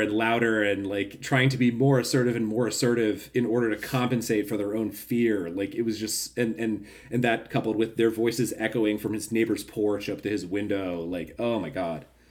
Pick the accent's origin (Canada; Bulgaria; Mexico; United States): United States; we're fucking Americans